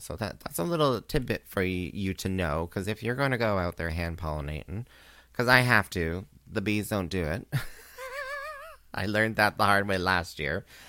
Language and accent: English; Canada; also born or lived in Kingston, Ontario; as a Canadian